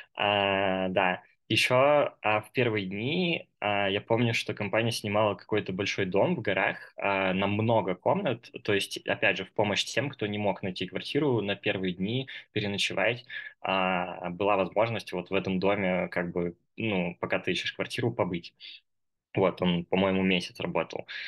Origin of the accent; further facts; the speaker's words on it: Moscow, Russia; moved away as an adult; now in Kazakhstan; мне сейчас 22 года. А, я из Москвы